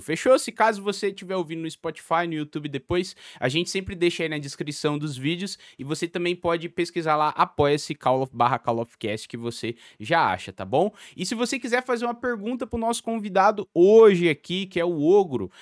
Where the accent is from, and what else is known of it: Brazil; also born or lived in Portugal